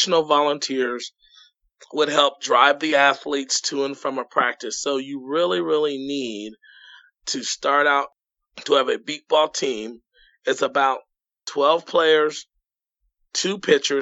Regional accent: Indianapolis, Indiana, United States; I'm from Indianapolis

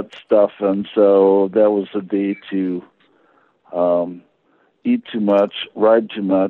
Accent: Kenosha, Wisconsin, United States; I grew up in Kenosha, which was a car union's t- town

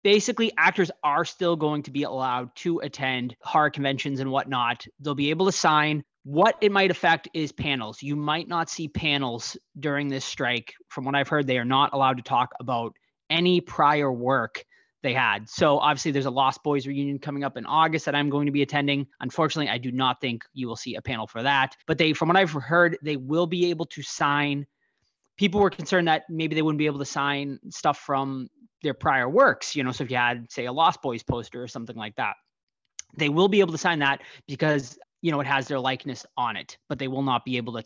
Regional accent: Boston, Massachusetts, United States; accent: Boston; My Boston accent

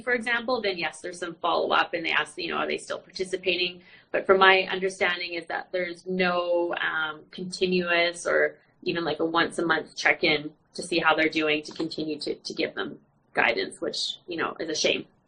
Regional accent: Vancouver, British Columbia, Canada; I'm actually from Canada, um, uh, Vancouver, British Columbia

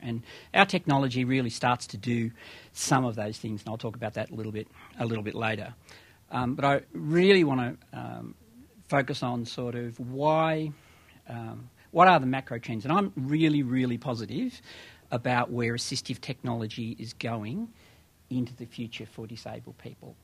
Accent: Australia; moved away as an adult; now in United States; as an Australian who came here um, two and a half years ago

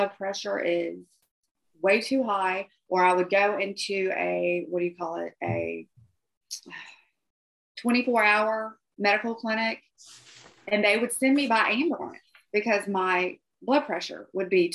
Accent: Georgia, United States; Growing up in Georgia

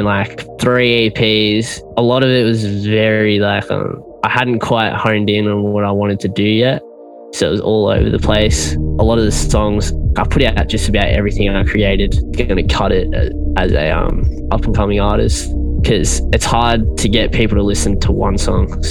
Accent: Melbourne, Victoria, Australia; Originally I'm from Melbourne, Australia

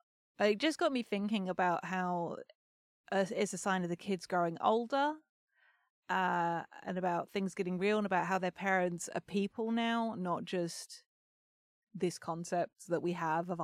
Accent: Kolkata, West Bengal, India; now in United States; I grew up in Calcutta, like, around punks and hippies as well

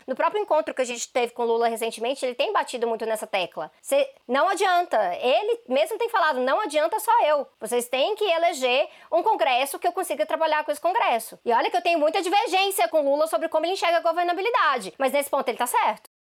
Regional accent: Brazil; Eu falo do Brasil

